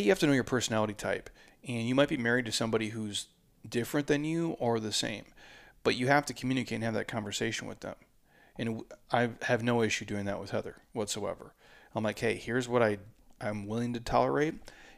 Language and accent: English; Midwest, United States; I'm from the Midwest, but dude.